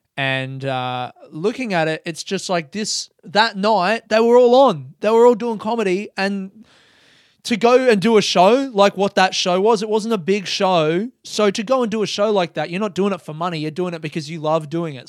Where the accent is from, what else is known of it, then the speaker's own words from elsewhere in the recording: Adelaide, South Australia, Australia; growing up in Adelaide